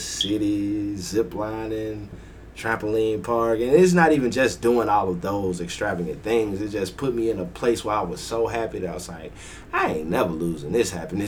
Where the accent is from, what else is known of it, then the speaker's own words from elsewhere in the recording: Birmingham, Alabama, United States; my hometown of Birmingham, Alabama